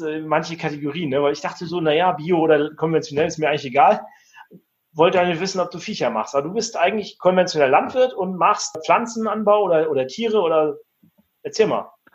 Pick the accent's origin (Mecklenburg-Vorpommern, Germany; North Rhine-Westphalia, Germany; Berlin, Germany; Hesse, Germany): Mecklenburg-Vorpommern, Germany; Rostock; Ich komme zwar aus Mecklenburg-Vorpommern, komme aus Rostock, ne, aus dem Plattenbau.